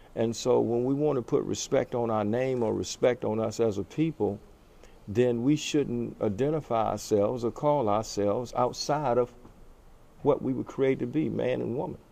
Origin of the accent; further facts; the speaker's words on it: United States; being an American